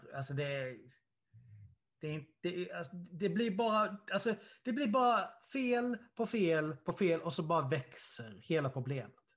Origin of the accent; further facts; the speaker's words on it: Karlshamn, Blekinge, Sweden; Karlshamn där, vi, där, vi, där jag kommer ifrån